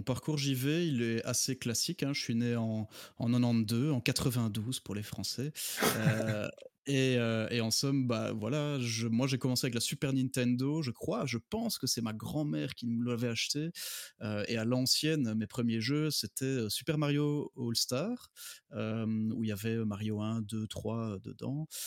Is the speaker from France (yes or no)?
no; Belgium; j'habite en Belgique, hein, je suis belge